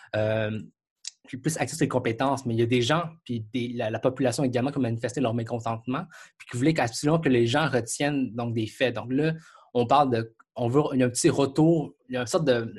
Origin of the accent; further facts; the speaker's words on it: Quebec, Canada; je suis Canadien, Québécois